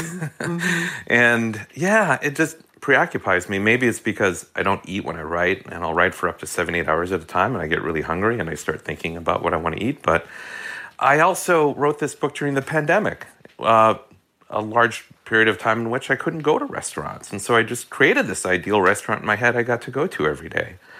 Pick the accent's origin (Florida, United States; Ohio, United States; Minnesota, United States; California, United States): Minnesota, United States; Hastings; as a kid growing up in Minnesota